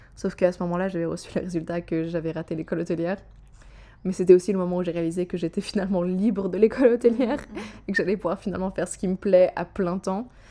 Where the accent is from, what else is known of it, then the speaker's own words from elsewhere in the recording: Geneva, Switzerland; je suis genevoise